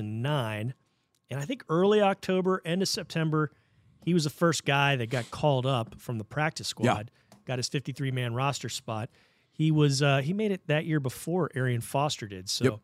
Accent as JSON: {"language": "English", "region": "Maryland", "country": "United States", "tie": "born or raised there", "said": "I was born in Maryland."}